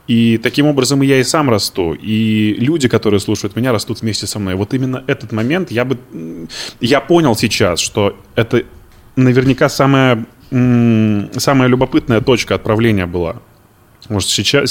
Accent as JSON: {"language": "Russian", "town": "Izhevsk", "region": "Udmurtia", "country": "Russia", "moved": "yes", "lives_now": "Moscow, Russia", "said": "Я из Ижевска. Это Удмуртская республика."}